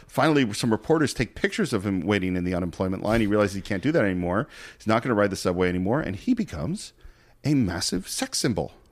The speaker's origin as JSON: {"language": "English", "area": "Marin County", "region": "California", "country": "United States", "tie": "born or raised there", "also_born_or_lived": "Berkeley", "said": "I grew up in Marin County, went to school in Berkeley."}